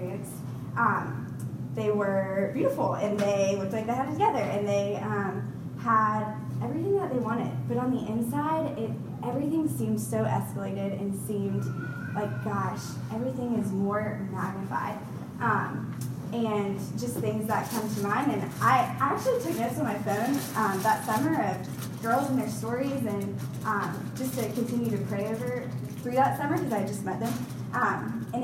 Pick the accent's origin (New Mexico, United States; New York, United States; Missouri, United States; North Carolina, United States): North Carolina, United States; Raleigh; moved away as an adult; also born or lived in Charlotte, North Carolina; I'm originally from Raleigh, went to the high school in there